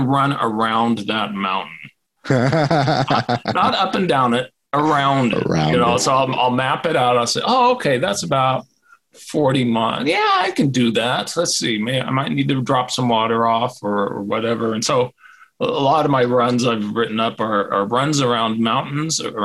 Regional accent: Federal Way, Washington, United States; moved away; I grew up in Washington

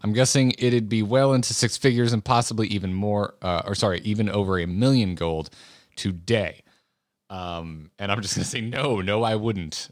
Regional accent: United States; also born or lived in California; an American who the only other state I've ever lived in is California

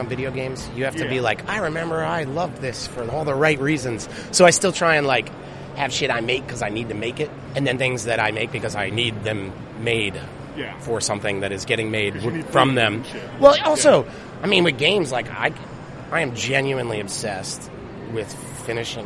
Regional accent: United States; also born or lived in Idaho / Philadelphia, Pennsylvania / New Jersey; now in Oakland, United States; I was born in Idaho. I grew up in Jersey and Philly

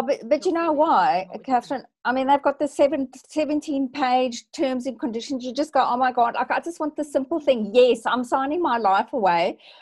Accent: South Africa; now in Australia; I revert to being slightly South African

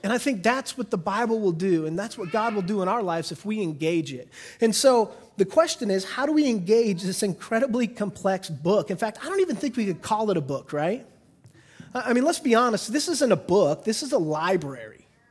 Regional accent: United States; I'm an American.

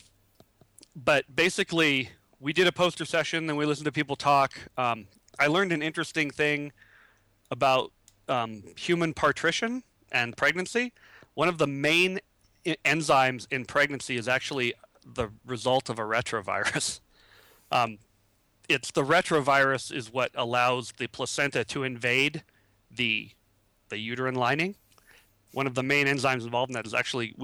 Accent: California, United States; I was born in California. I am very West Coast

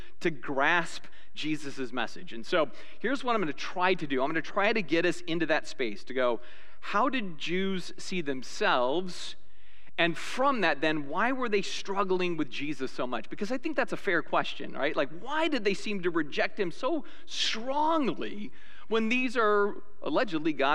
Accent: United States; I'm an American

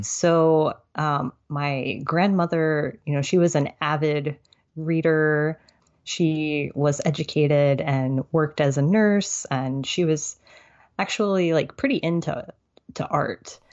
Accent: Tulsa, Oklahoma, United States; moved away as an adult; also born or lived in Alexandria, Virginia; now in Fayetteville, United States; my family relocated to Tulsa, Oklahoma. And that's pretty much where I've lived most of my life. I went to elementary school through high school

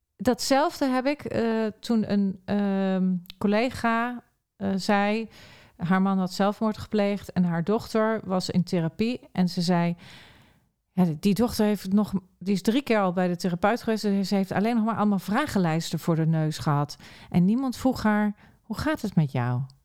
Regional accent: Arnhem, Gelderland, Netherlands; moved away; ik kom ook oorspronkelijk uit Arnhem

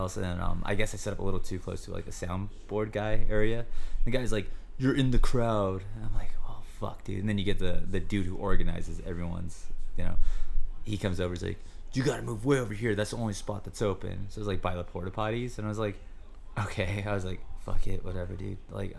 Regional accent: California, United States; I'm from California

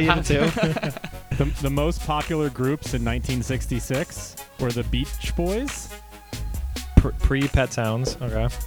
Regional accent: England, United Kingdom; I'm English.

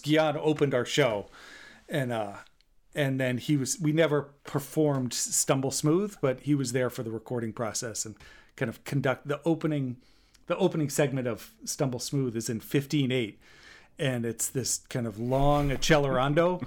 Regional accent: Maine, United States; also born or lived in Texas; I was born in Texas and grew up in Maine

